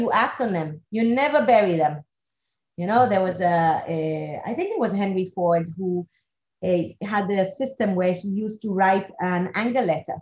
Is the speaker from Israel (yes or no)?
yes; Israel; moved away; also born or lived in Geneva / Moscow / Singapore; I come originally from Israel